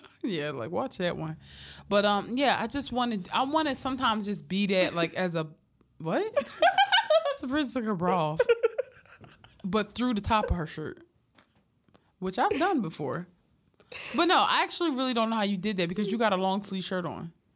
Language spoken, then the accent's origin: English; Philadelphia, Pennsylvania, United States; I'm from Philly